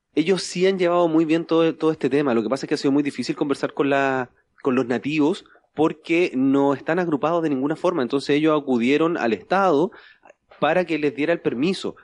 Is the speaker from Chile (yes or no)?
yes; Chile; porque soy chileno